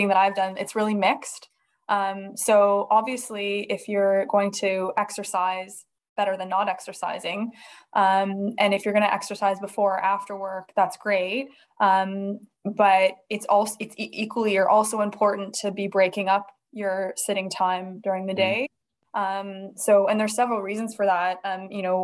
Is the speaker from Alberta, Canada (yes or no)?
no; Toronto, Ontario, Canada; moved away as an adult; now in Edinburgh, United Kingdom; I'm originally from Toronto, Canada